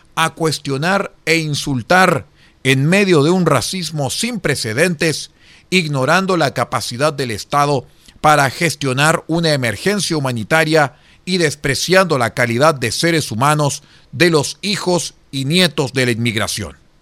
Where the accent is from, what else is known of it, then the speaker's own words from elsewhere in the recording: Chile; los chilenos descendíamos